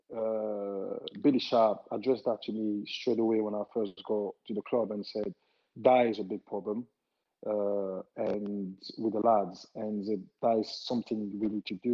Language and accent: English; Italy; English is a second language; I said, listen, I came from Italy. I know what it like there, the smoke and everything